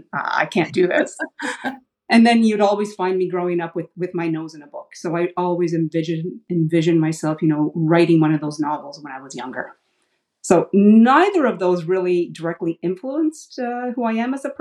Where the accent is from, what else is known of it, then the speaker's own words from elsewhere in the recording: Ottawa, Ontario, Canada; I grew up in Ottawa, which is Canada's capital. So I'm an Ottawa girl, born and raised